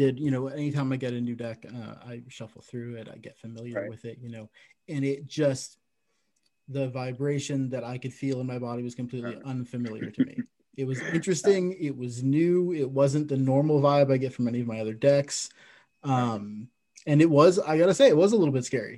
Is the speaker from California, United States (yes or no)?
yes; Santa Cruz, California, United States; also born or lived in Reno, Nevada; now in Ontario, Canada; I used to live in Reno, and I grew up in Santa Cruz, California